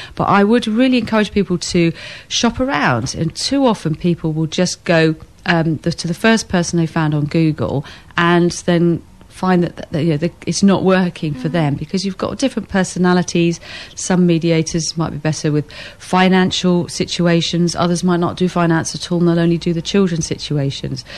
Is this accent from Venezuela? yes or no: no; England, United Kingdom; we're English